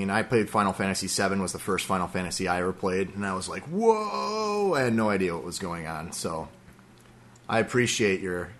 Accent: Minnesota, United States; I'm from Minnesota, just to make that clear.

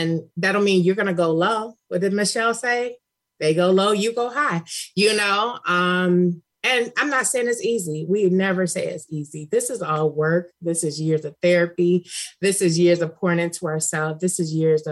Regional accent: Cleveland, Ohio, United States; now in California, United States; I'm from Cleveland

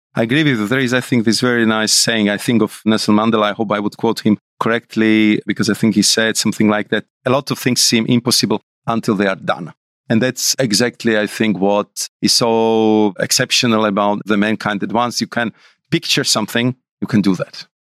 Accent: Bratislava, Bratislava Region, Slovakia; I'm from Bratislava, and I was, uh, growing up in suburb, which was like, I would say, two kilometers from the real Iron Curtain

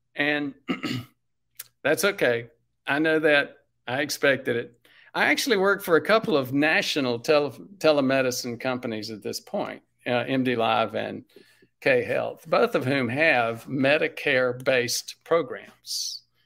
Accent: Spartanburg, South Carolina, United States; I'm from South Carolina. I'm from the coun-, sort of from the country, the suburbs, Sm-, Spartanburg.

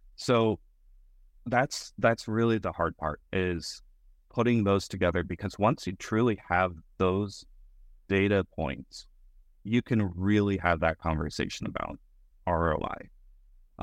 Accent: Colorado, United States; now in Texas, United States; I was born in Texas, raised in Colorado, mostly growing up in, in Texas now

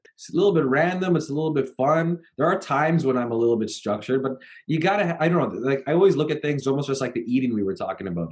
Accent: Canada; I'm from Canada

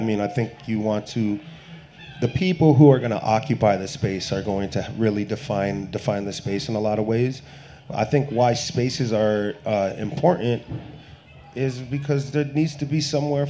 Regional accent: Massachusetts, United States; I grew up in Western Massachusetts.

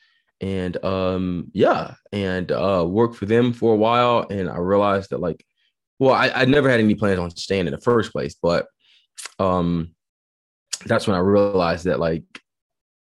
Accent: Georgia, United States; accent: Southern; I'm from Georgia, and so the Southern accent isn't as off the page for me

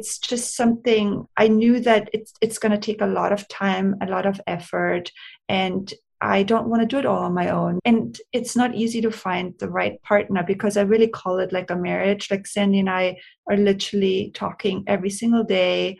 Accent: Austria; moved away as an adult; also born or lived in Hollywood, United States; now in Los Angeles, United States; I'm born and raised in Austria. And I moved to America. I'm an immigrant when I was 23 years old

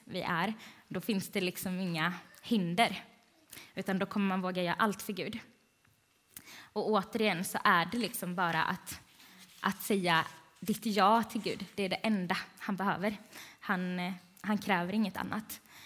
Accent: Vänga, Sweden; Jag är från Vänga.

